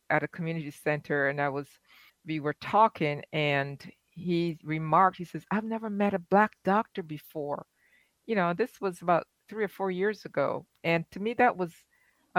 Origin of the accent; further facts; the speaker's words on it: Barbados; now in United States; Growing up in Barbados